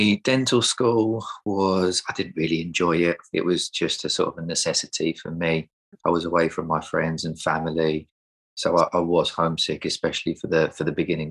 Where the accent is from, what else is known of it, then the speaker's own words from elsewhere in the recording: Essex, East of England, United Kingdom; also born or lived in Sheffield; I am from Essex, but I work in North London at the minute